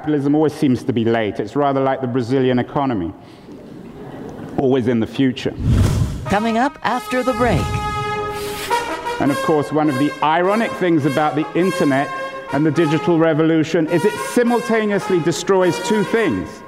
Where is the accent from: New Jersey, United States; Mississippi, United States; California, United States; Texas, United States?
California, United States; Um, and I'm from California. I don't always sound as if I'm from California.